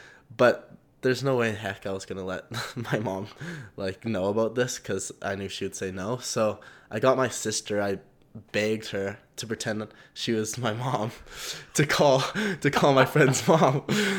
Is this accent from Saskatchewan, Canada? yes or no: no; Calgary, Alberta, Canada; born and raised in Calgary